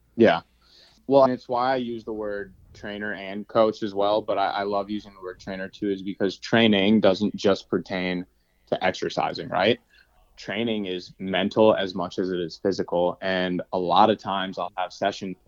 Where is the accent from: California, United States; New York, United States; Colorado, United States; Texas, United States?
New York, United States; New York City; moved away as an adult; also born or lived in Massachusetts; now in Los Angeles, United States; I grew up in New York City, actually.